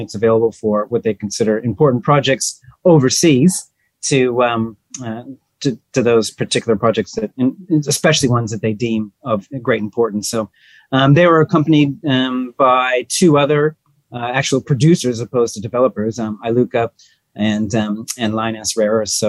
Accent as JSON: {"language": "English", "country": "United States", "tie": "born or raised there", "also_born_or_lived": "Singapore", "moved": "as an adult", "lives_now": "Australia", "said": "Well, I'm American by birth, but Australian by choice these days. I've been living in Australia about 20 years, although for the past 5 years, I had been in Singapore"}